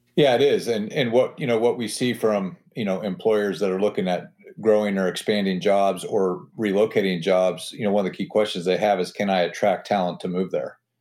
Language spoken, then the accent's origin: English; Butler, Indiana, United States; also born or lived in Auburn, Indiana / Hillsdale, Michigan / Washington, D.C. / Los Angeles; I'm from Butler, Indiana. I grew up in a town of about twenty-five hundred people